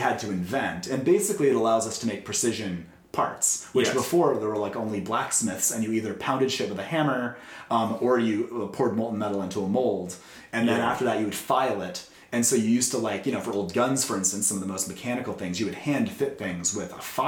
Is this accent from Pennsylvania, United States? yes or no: yes; Pittsburgh, Pennsylvania, United States; I'm from Pittsburgh, Pennsylvania, and like my grandfather was a machinist and my dad was a production manager and I just grew up around factories